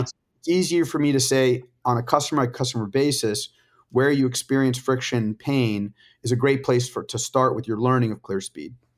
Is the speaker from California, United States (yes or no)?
yes; La Jolla, California, United States; I grew up in La Jolla, California